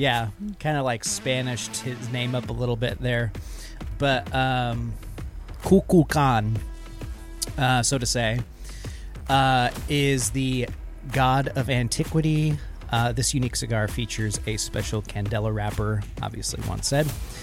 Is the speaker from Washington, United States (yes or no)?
yes; Central Washington, United States; I grew up in Central Washington.